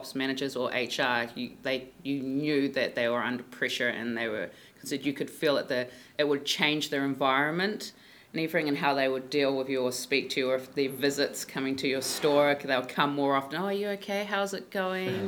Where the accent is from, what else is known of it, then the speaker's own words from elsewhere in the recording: Auckland, New Zealand; I'm from West Auckland